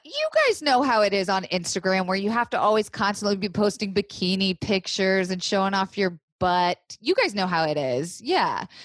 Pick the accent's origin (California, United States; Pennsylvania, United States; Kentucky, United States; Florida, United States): Florida, United States; also born or lived in New York / Los Angeles; now in Woodstock, United States; I was raised in Florida, which nothing normal happens in Florida, right?